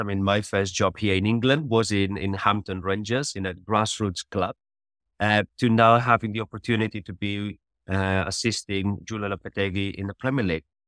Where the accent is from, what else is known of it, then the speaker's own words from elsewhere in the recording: Catalonia, Spain; moved away as an adult; I grew up in Spain, always, uh, playing football